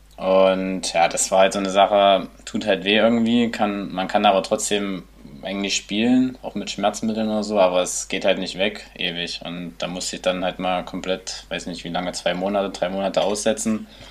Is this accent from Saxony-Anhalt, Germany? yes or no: yes; Nebra, Saxony-Anhalt, Germany; also born or lived in Querfurt; mein Elternhaus steht in Nepra. Ähm, ja, manche kennen es vielleicht durch die Himmelscheibe im schönen Unstrutal. Und ähm, ja, da bin ich aufgewachsen bis eigentlich bis zur sechsten Klasse